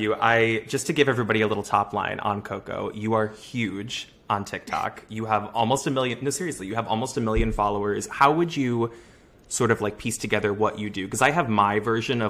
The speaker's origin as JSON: {"language": "English", "region": "Connecticut", "country": "United States", "tie": "born or raised there", "said": "I grew up in Connecticut"}